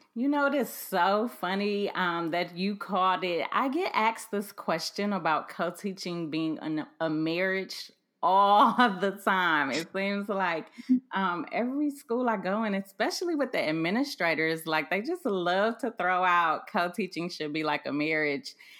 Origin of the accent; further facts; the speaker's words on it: Cleveland, Ohio, United States; I grew up in Cleveland, Ohio, which is close to Sandusky